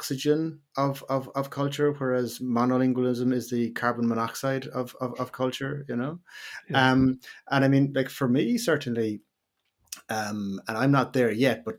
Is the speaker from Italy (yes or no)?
no; Ireland; as Irish people